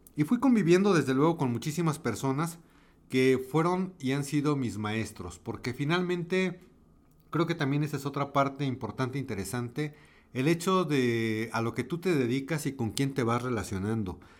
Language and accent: Spanish; Mexico; Yo soy mexicano, vivo en México, esto lo estoy grabando en la Ciudad de México